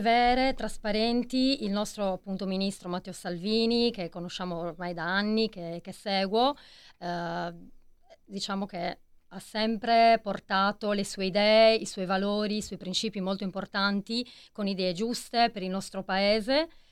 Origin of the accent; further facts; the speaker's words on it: Iglesias, Sardinia, Italy; io sono della provincia di Cagliari